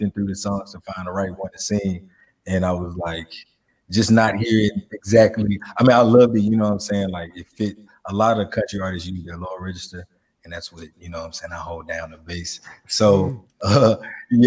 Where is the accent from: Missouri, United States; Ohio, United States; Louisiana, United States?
Louisiana, United States; Shreveport; now in Nashville, United States; I grew up in Shreveport, Louisiana